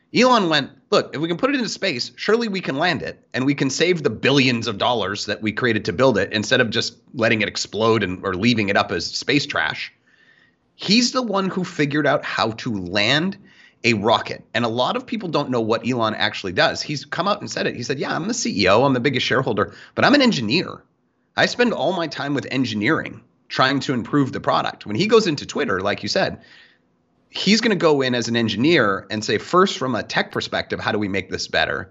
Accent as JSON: {"language": "English", "country": "Canada", "said": "I'm Canadian"}